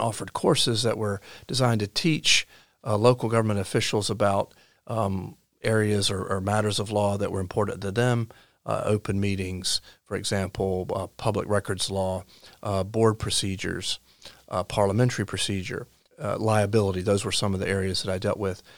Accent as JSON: {"language": "English", "town": "Lumberton", "region": "North Carolina", "country": "United States", "tie": "born or raised there", "moved": "as an adult", "lives_now": "Orange County, North Carolina, United States", "said": "I grew up in Robeson County. Uh, I now live in Orange County"}